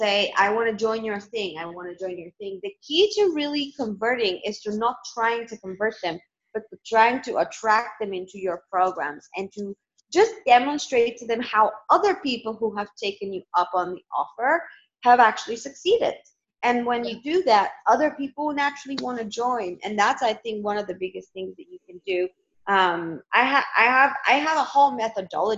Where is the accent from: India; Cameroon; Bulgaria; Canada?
Bulgaria; Northwest; also born or lived in London, United Kingdom; now in Malta; I grew up in Bulgaria, which is it's kind of a four-season country